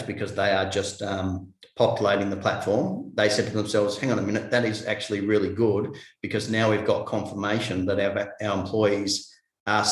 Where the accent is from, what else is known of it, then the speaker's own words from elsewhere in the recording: Tasmania, Australia; I'm from Tasmania